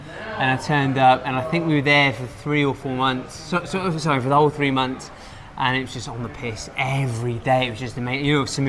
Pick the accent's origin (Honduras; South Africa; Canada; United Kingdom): United Kingdom; Plymouth, South West England; moved away as an adult; now in Pattaya, Thailand; So I'm from the UK, you can probably guess by the accent. I grew up in a city called Plymouth. Which is the south. It's a seaside town or city. I then came to Thailand 10 years.